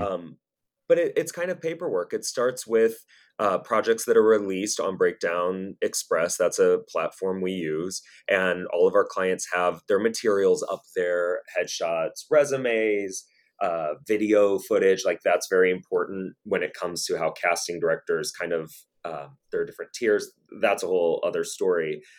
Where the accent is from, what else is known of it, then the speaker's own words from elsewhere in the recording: St. Louis, Missouri, United States; I grew up in Saint Louis, Missouri